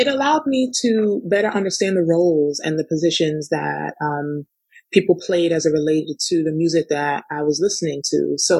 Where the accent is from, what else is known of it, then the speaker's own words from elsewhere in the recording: Canada; born there; So yeah, I was born in Canada.